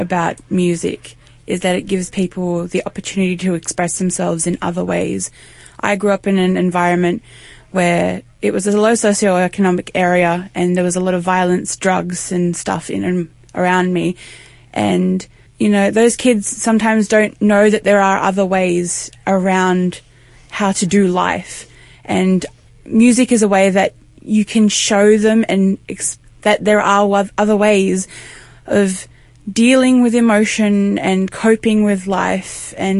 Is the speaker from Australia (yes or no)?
yes; Sydney, New South Wales, Australia; I'm from Sydney.